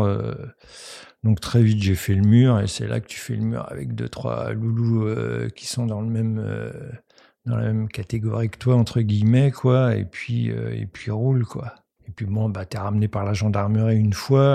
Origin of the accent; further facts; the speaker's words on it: Paris, Île-de-France, France; also born or lived in countryside (grandparents' home, unnamed); vers 9 euh, ans, mon père m'a pris avec lui à Paris